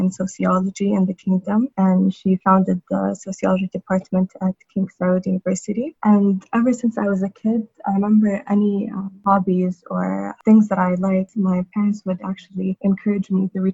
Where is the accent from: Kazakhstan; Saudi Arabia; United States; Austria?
Saudi Arabia; I also grew up in Saudi Arabia.